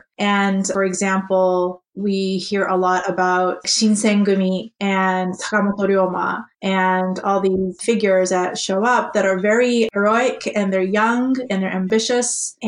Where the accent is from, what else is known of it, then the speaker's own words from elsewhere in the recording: Japan; moved away as an adult; now in United States; So I grew up in Japan. I was born and raised in Japan. So I actually, and I have also lived in the States, and I currently live here, obviously. But that said, so I've gone through the Japanese education system all the way from elementary school to college.